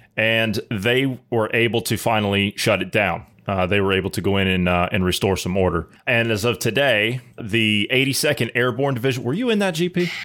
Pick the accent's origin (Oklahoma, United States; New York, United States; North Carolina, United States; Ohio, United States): Ohio, United States; my home state of Ohio